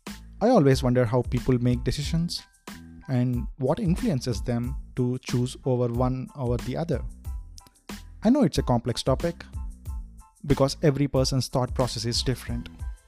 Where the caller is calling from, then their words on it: San Jose, California, United States; I'm dialing in from San Jose, Bay Area.